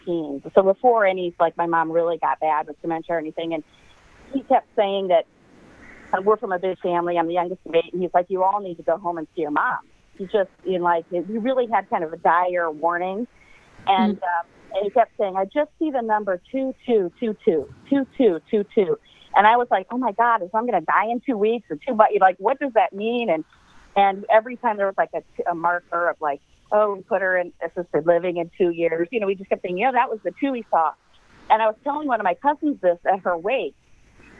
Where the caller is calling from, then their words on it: Washington, District of Columbia, United States; I'm calling from Washington, D.C.